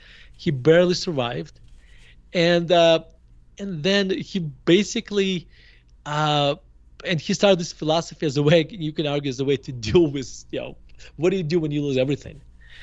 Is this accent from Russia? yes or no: yes; Murmansk, Murmansk Oblast, Russia; moved away as an adult; now in United States; So I grew up in Murmansk in a Jewish family. And we moved to United States in 1991. I was 18 years old. So you can argue that I spent my f- formidable years in Russia